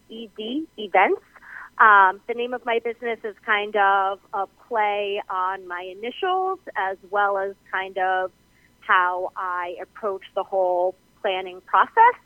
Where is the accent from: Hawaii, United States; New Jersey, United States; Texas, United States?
New Jersey, United States; now in Hudson Valley, New York, United States; I grew up in New Jersey and I now live in Hudson Valley, New York